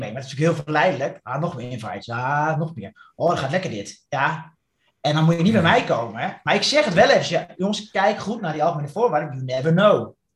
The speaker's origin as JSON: {"language": "Dutch", "country": "Netherlands", "said": "als Nederlander"}